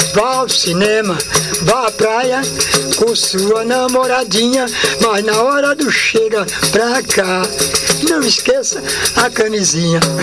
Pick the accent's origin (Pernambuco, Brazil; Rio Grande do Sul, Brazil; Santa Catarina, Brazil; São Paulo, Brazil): Pernambuco, Brazil; Bom Conselho; moved away; eu sou de Pernambuco, de Bom Conselho, de Papacaça, que é uma área mais sertão, de é sertão e agreste